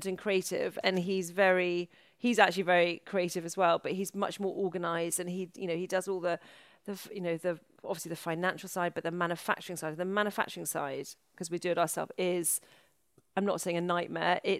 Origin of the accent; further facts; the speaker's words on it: Wales, United Kingdom; moved away; I'm from Wales.